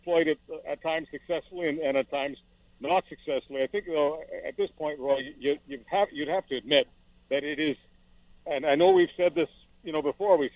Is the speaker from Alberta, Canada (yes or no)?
no; Montreal, Quebec, Canada; also born or lived in Toronto / Hamilton / Burlington / London, Ontario; now in Western Canada; I've spent half my life in the other part of the country, either growing up in Montreal or many years in Toronto and in Hamilton and Burlington and London